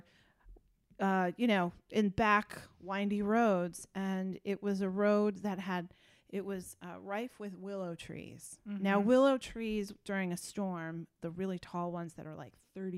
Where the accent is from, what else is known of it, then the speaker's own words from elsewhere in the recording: Dutchess County, New York, United States; we grew up in Dutchess County, and we had a real windy back road behind us